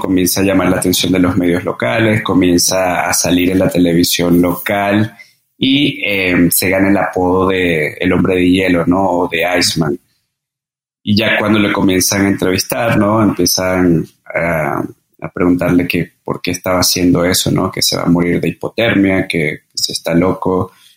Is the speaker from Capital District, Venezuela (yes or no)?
yes; Caracas, Capital District, Venezuela; moved away as an adult; also born or lived in Margarita Island, Venezuela / Mérida, Venezuela / Colombia; now in Mexico; Y nací en Venezuela, nací en Caracas